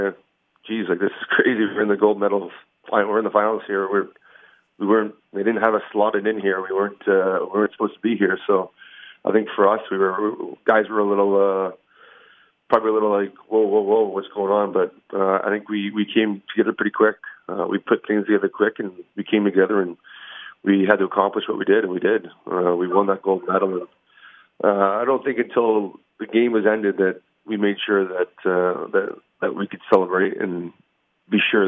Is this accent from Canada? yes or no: yes; Canada; as a Canadian